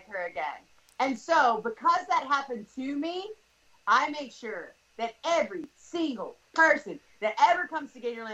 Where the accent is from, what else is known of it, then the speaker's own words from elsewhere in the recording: the South, United States; I grew up in the South